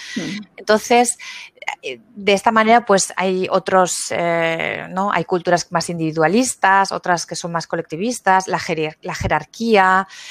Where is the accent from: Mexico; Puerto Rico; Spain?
Spain; moved away as an adult; also born or lived in Frankfurt; now in Germany; soy de España, pero mm, me vine de Erasmus hace 20 años aquí y aquí me quedé